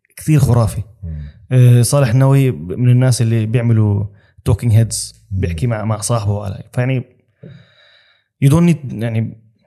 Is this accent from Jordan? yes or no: yes; Amman, Amman Governorate, Jordan; now in Dubai, United Arab Emirates; انا اردني